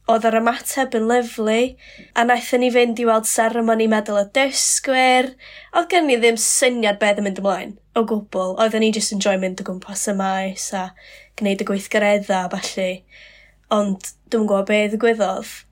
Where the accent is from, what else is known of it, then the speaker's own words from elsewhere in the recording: Colwyn Bay, Wales, United Kingdom; accent: Colwyn Bay; moved away as an adult; now in Caernarfon, United Kingdom; Dwi yn byw yng Nghynarfon ar hyn o bryd, um, ond dwi'n dod o Hen Golwyn